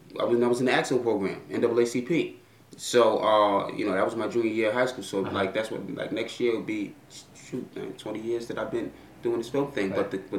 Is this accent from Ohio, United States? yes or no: no; New York City, New York, United States; Brooklyn, well, born in Manhattan, but just because that's where Lenox Hill Hospital is. Grew up in Brooklyn, first Prospect Heights, and then we moved down to Willoughby and Myrtle on Hall because I was going to PS20.